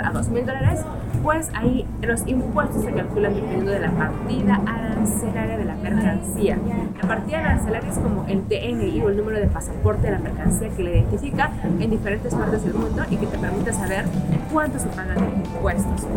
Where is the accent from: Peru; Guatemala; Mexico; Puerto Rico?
Peru; yo soy de Perú